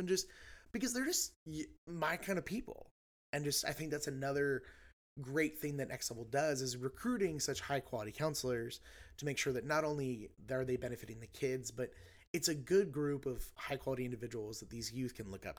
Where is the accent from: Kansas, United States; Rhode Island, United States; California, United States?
Kansas, United States; And it's like what was so funny to me is I grew up in Eastern Kansas. And so like regionally, geographically, everyone assumes, you know, that's not Kansas a lot.